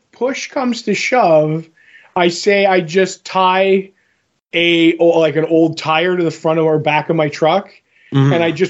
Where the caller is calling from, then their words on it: Scranton, Pennsylvania, United States; We're calling from Scranton.